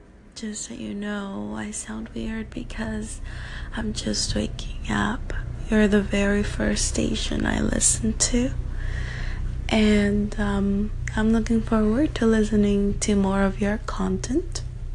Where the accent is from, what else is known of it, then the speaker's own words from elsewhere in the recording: El Salvador; moved away; I'm actually from El Salvador